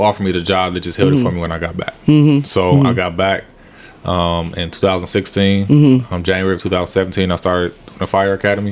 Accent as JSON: {"language": "English", "town": "Flint", "region": "Michigan", "country": "United States", "tie": "born or raised there", "said": "you growing up in Flint, you see things that you probably shouldn't see at a young age"}